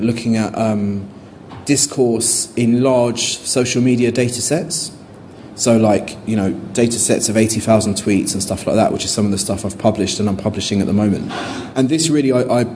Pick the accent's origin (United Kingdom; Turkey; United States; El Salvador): United Kingdom; London; as a Londoner